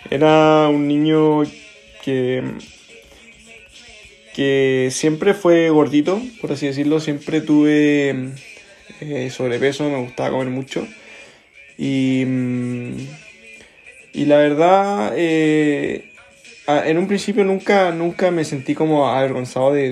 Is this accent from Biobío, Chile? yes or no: yes; Concepción, Biobío, Chile; born there; also born or lived in Los Ángeles / Antofagasta; viví también en varias ciudades de, de Chile, eh, donde nací en Concepción, viví en Los Ángeles, luego viví en Antofagasta y después en, en Concepción nuevamente.